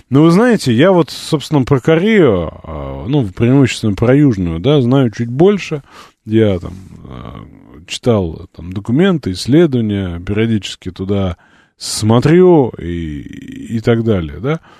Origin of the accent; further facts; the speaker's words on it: Latvia; Хохлы допустимо, а так же, как нас, коренных латвийцев лабусами называют, а белорусов бульбашами, это привычно.